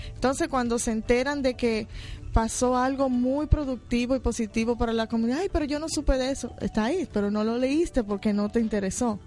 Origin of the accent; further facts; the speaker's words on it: Dominican Republic; now in New York, United States; yo soy dominicana